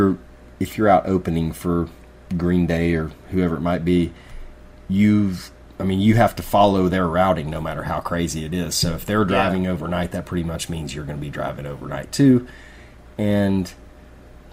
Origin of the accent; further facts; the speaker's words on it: East Tennessee, United States; we're from East Tennessee. People down here are kind of stubborn, a little bit different.